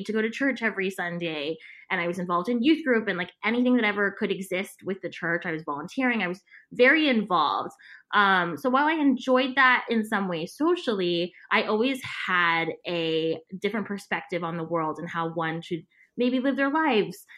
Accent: San Antonio, Texas, United States; moved away as an adult; also born or lived in New York / Los Angeles; I'm originally from San Antonio, Texas

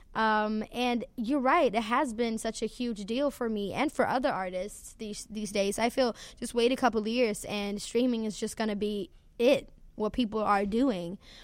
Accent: Sweden; I'm from Sweden

